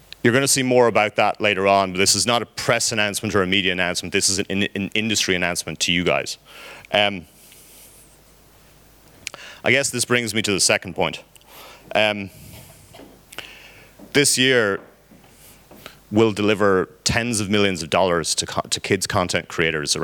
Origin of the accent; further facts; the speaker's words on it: Ireland; I'm Irish